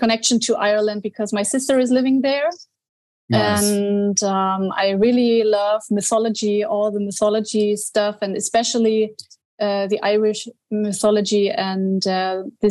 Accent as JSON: {"language": "English", "region": "Bavaria", "country": "Germany", "tie": "born or raised there", "second_language": "English", "moved": "yes", "said": "I was born in Bavaria, and so I was always close to the mountains"}